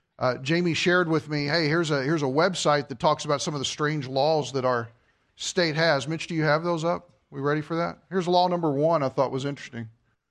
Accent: Kentucky, United States; moved away; I'm originally from Kentucky.

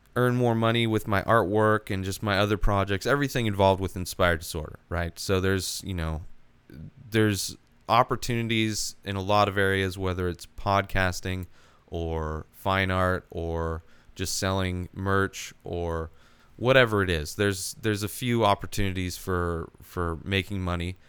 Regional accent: Palm Springs, California, United States; moved away as an adult; also born or lived in Idaho; now in San Diego, United States; I grew up in the Palm Springs area, the Coachella Valley. Born in Idaho, moved to the Coachella Valley when I was three years old

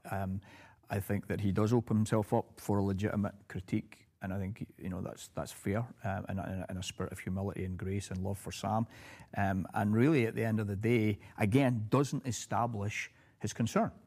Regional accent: United Kingdom; now in United States; having been a Brit

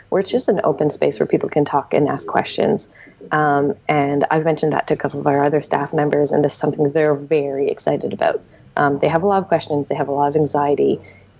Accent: Montreal, Quebec, Canada; I'm from Montreal

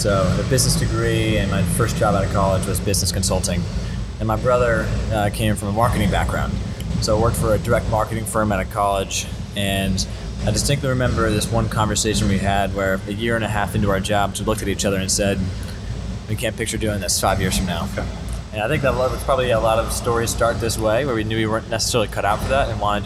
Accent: Doylestown, Pennsylvania, United States; we grew up in Doylestown down the road

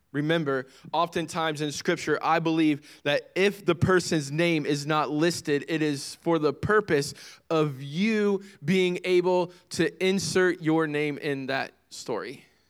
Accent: United States; As an American citizen

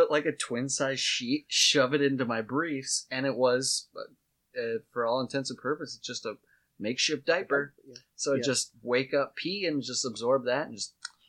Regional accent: Watertown, South Dakota, United States; you and I grew up in Watertown.

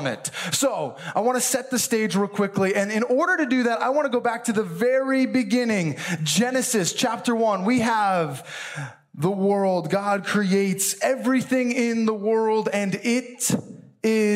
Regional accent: Milford, New Jersey, United States; moved away as an adult; also born or lived in Chicago, Illinois; I actually grew up in New Jersey, born and raised in Milford, New Jersey

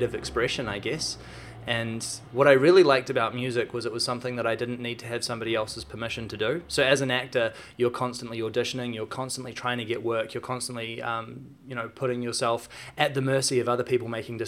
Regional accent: Auckland, New Zealand; I grew up here in Auckland.

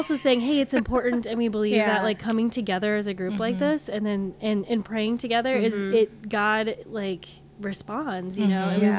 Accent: Huxley, Iowa, United States; also born or lived in Minnesota; now in Des Moines, United States; I'm from Central Iowa. Grew up like near Ames, small town near Ames.

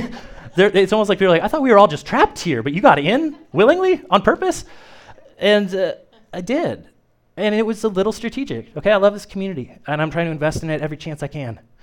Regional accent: Kokomo, Indiana, United States; moved away as an adult; now in Peru, United States; I was born and raised in Kokomo, and it's not that far away, but trust me, it's not Peru.

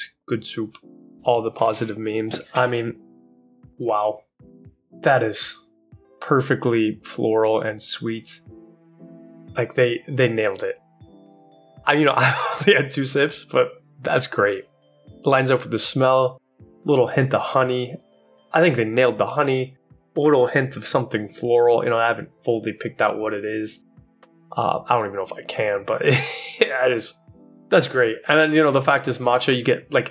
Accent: Kansas, United States; I'm back in the field I grew up by in Kansas.

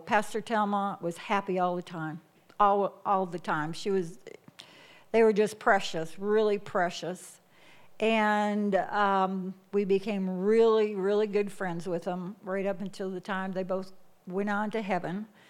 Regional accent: Michigan, United States; moved away as an adult; I was born and raised in Michigan for 21 years of my life

